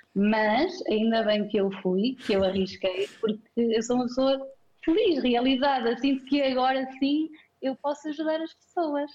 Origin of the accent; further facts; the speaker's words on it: Penalva de Castelo, Centro, Portugal; moved away as an adult; now in Viseu, Portugal; bocadinho mais ou menos longe daqui de Viseu, uh, Penalva de Castelo, mas vim estudar para Viseu e cá fiquei a trabalhar